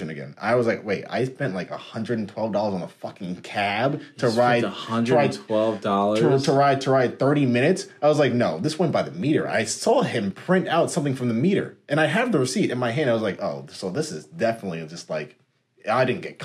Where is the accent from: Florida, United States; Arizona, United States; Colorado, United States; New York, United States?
New York, United States; New York City; New York